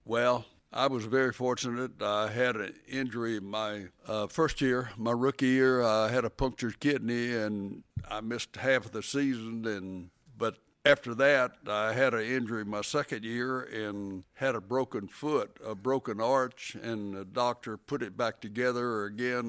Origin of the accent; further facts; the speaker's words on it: Alabama, United States; moved away; I grew up about seventy miles, uh, northeast of here on the farm